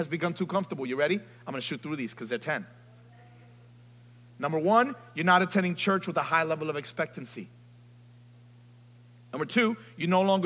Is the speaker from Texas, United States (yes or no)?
no; New York City, New York, United States; I'm from the Bronx